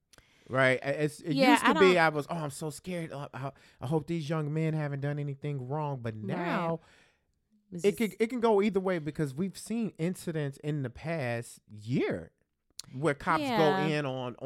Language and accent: English; Chicago, Illinois, United States; Growing up in Chicago in the, you know, in this hood, cops used to, you know, chase you down and, you know, rough you up all the time.